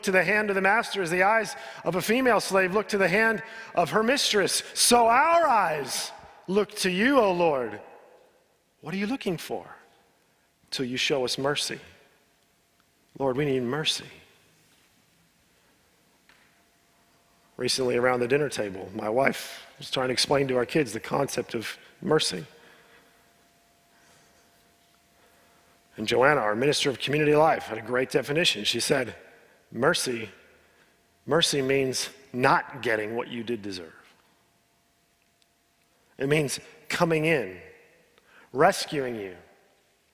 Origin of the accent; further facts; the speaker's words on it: United States; I'm an American